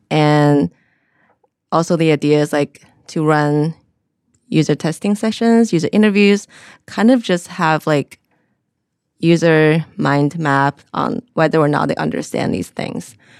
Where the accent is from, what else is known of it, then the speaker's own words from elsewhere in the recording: Xi'an, Shaanxi, China; moved away as an adult; also born or lived in South Carolina; originally I'm from China